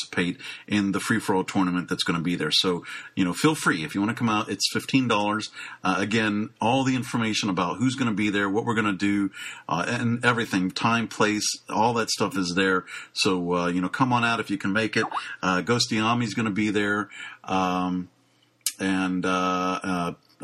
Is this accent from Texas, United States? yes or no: no; Pittsburgh, Pennsylvania, United States; Pittsburgh, Pennsylvania, my hometown